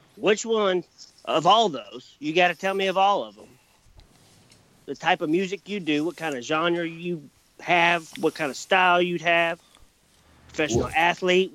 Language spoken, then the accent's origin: English; Kentucky, United States; born and raised in Kentucky, probably going to die here.